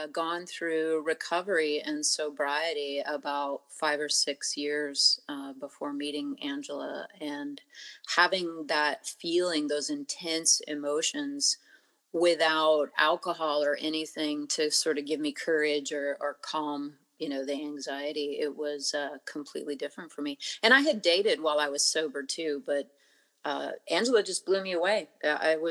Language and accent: English; Montana, United States; moved away; Growing up in Montana near the Blackfeet Reservation